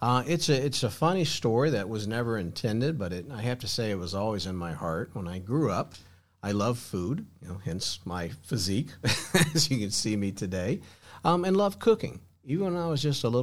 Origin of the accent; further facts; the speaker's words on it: Florida, United States; also born or lived in Texas; I grew up here in Florida